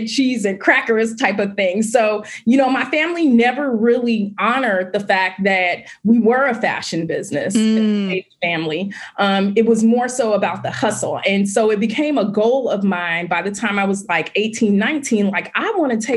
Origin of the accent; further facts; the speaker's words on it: Oakland, California, United States; I grew up, born and raised in Oakland, California